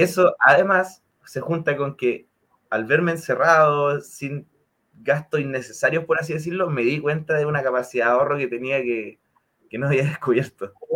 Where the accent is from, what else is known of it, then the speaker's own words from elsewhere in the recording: Concepción, Biobío, Chile; now in Santiago, Chile; residente en Santiago, pero originario de Concepción